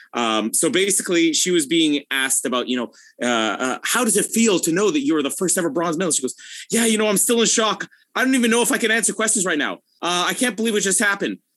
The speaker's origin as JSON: {"language": "English", "country": "Canada", "said": "as a Canadian"}